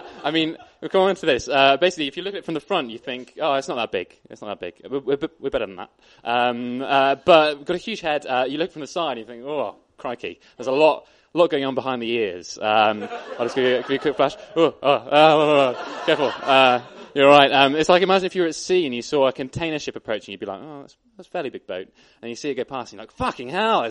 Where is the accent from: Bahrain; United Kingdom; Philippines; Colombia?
United Kingdom; Bath, South West England; moved away as an adult; now in Bristol, United Kingdom; I was born in Bath, grew up there, went to school there, and then I came to Bristol.